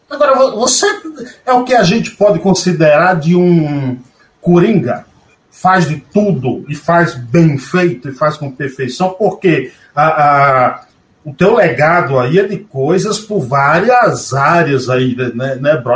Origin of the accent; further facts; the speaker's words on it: Northeast Region, Brazil; como nordestino que sou